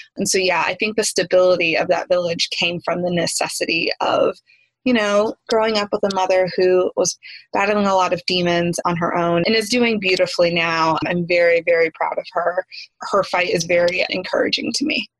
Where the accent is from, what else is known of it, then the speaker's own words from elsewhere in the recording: East Tennessee, United States; I grew up in East Tennessee